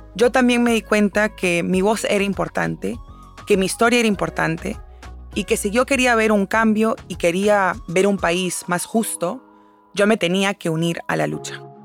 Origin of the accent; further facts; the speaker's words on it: Peru; now in United States; Yo soy originalmente de Perú